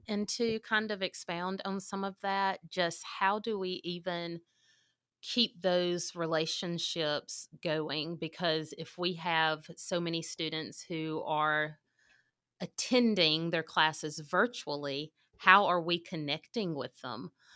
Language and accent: English; Mississippi, United States; moved away as an adult; now in Oklahoma, United States; I am from Mississippi. I moved to Oklahoma in two thousand sixteen. I graduated from South Panola High School in nineteen